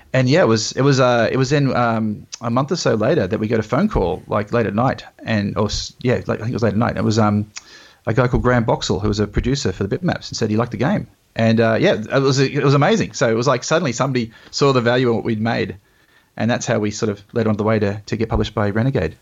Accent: Australia; being Australian

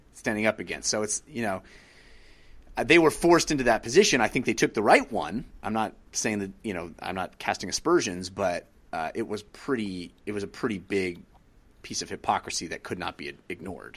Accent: Bay Area, California, United States; a Bay Area guy, gr, growing up in the Bay Area, loving Bay Area teams

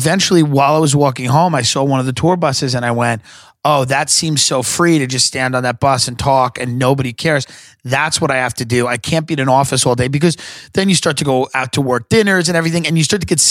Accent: Long Island, New York, United States; I grew up in Long Island.

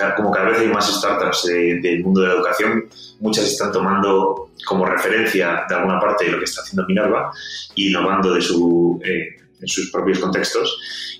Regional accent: Spain; accent: Spanish; moved away as an adult; also born or lived in Scotland / San Francisco; por mi acento, eh, los, los, escuchantes sabrán que, que soy español

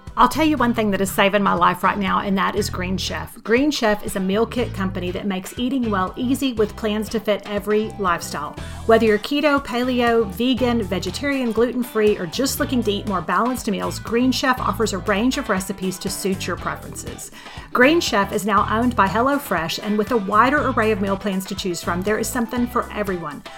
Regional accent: Houston, Texas, United States; also born or lived in Beaumont, Texas; now in San Antonio, United States; growing up in Houston and Beaumont

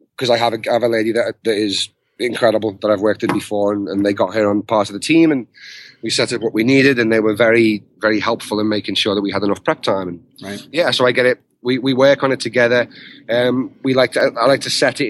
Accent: the north of England, United Kingdom; accent: Northern English; moved away; the Northern English accent that I've got

